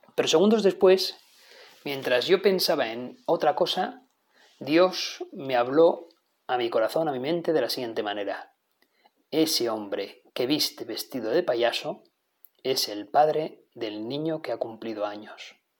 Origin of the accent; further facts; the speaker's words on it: Navarre, Spain; soy navarro, como tantos otros que aquí hablamos